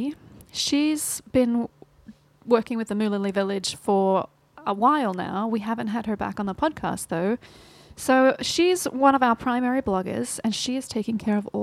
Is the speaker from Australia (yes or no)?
yes; Australia; So I'm Australian, in case you hadn't picked that up.